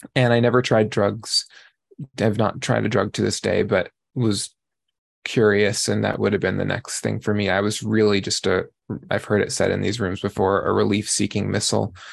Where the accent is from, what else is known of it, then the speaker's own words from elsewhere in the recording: New York, United States; I grew up in New York.